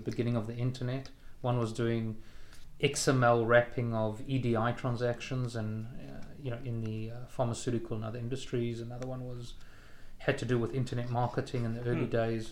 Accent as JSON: {"language": "English", "town": "Durban", "region": "KwaZulu-Natal", "country": "South Africa", "tie": "born or raised there", "also_born_or_lived": "Haifa, Israel", "moved": "as an adult", "lives_now": "Israel", "said": "growing up in the Jewish community in Durban"}